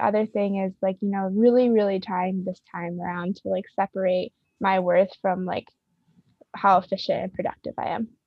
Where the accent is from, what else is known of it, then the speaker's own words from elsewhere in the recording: Rochester, New York, United States; I'm currently, uh, on Seneca land, uh, in my hometown in Rochester